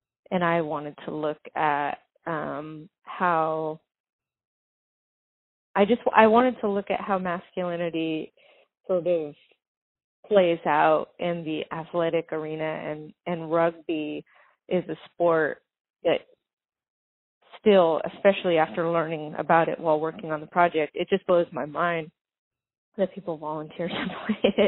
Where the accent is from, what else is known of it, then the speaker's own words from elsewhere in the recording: Venice Beach, California, United States; I grew up in Venice Beach in Santa Monica.